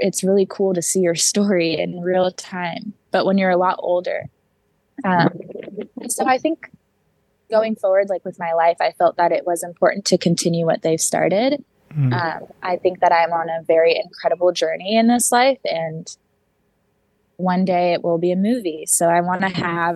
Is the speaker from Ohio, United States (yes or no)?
no; Seattle, Washington, United States; my mom moved here in her third trimester, like 2 months before I was born